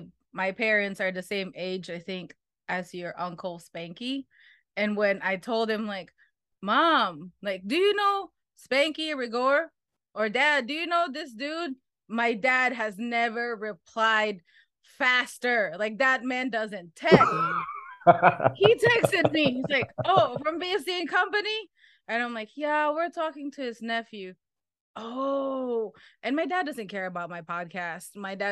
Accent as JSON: {"language": "English", "country": "Philippines", "said": "So what better way to celebrate me being Filipino by reading Albert's book?"}